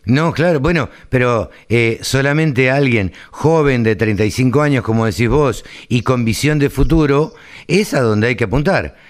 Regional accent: Maipú, Buenos Aires Province, Argentina; yo soy de Maipú

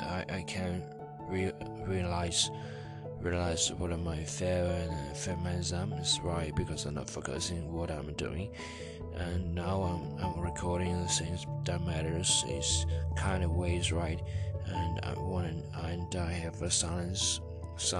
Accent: China; first language Chinese; English is a second language; I am still Chinese, and my mother language is Chinese, and I learned English about 6 years

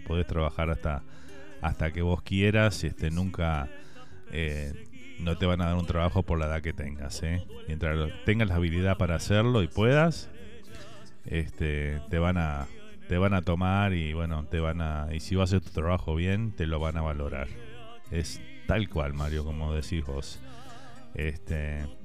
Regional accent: Uruguay; now in Miami, United States; Salimos del Uruguay y, y todo comparamos con, nuestro país

